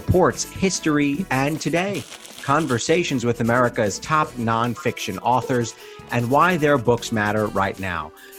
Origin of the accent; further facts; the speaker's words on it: New York City, New York, United States; I am from Van Cortlandt Park, so I know Riverdale pretty well.